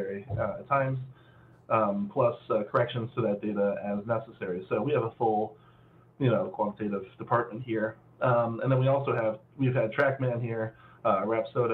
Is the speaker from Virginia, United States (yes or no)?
no; Cleveland, Ohio, United States; I'm from Cleveland